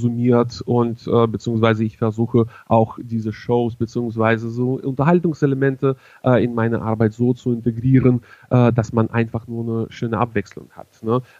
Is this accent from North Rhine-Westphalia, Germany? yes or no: no; Hannover, Lower Saxony, Germany; ich komme zwar aus Hannover, bin aber zunächst Bundes, aber dementsprechend auch ja irgendwann auch weltweit unterwegs.